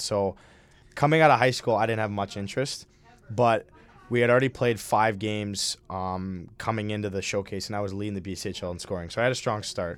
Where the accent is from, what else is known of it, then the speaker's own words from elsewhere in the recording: Minnesota, United States; moved away as an adult; now in Hamden, United States; I'm from Minnesota